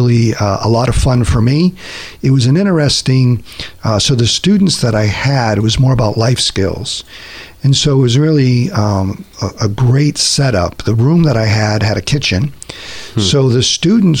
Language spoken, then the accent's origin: English; Massachusetts, United States; moved away; I was born and raised in Massachusetts, family of five